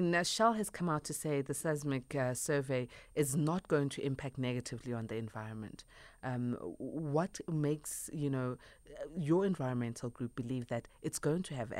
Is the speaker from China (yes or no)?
no; South Africa; All of us as South Africans